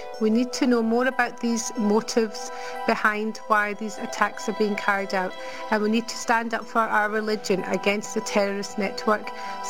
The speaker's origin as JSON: {"language": "English", "country": "United Kingdom", "said": "As a British Muslim, I've been asked how I feel about the last night's attack in London."}